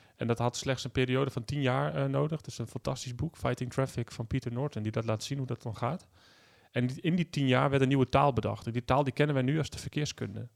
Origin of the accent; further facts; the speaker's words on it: Achterhoek, Gelderland, Netherlands; in mijn jeugd, in de, dorp, de dorpen van de Achterhoek waar ik vandaan kom